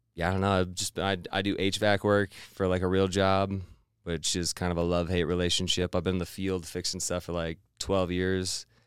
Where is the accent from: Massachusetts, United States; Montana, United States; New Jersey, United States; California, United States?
Montana, United States; Missoula; now in Boise, United States; I'm originally from Montana, Missoula, Montana.